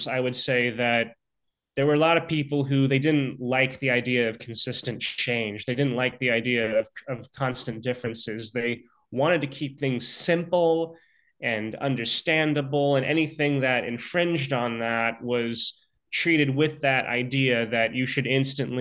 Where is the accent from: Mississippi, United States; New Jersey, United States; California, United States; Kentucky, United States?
California, United States; Lafayette; moved away; I have not been back to my hometown of Lafayette in years